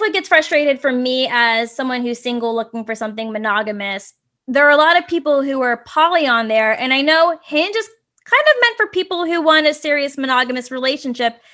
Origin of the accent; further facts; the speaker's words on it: Virginia, United States; now in San Francisco, United States; I'm originally from Virginia and, you know, there's all that Southern culture there